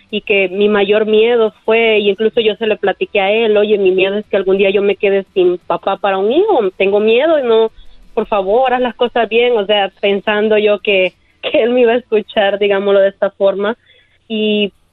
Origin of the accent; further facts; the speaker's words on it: El Salvador; Yo soy de El Salvador.